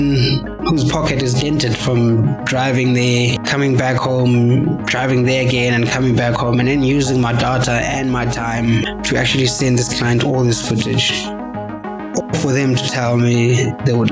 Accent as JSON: {"language": "English", "country": "South Africa", "said": "as a South African citizen"}